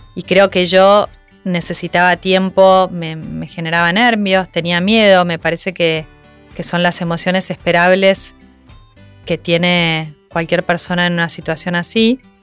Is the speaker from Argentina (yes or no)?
yes; Argentina; moved away as an adult; yo me fui a vivir afuera de Argentina con mi marido